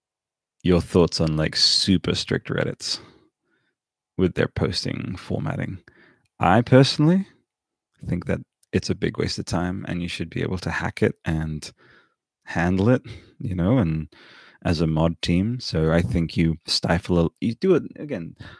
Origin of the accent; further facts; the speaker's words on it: Canberra, Australian Capital Territory, Australia; when I was coming up in Canberra, basically I had these like dual, like I'm Australian, I'm Canberran proudly